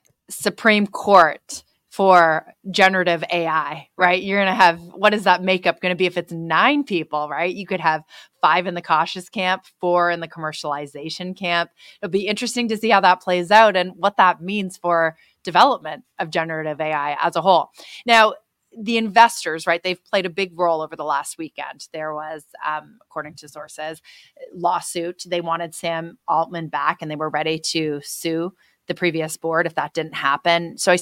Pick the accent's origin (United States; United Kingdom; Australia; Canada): Canada; moved away; But as you know, I'm Canadian.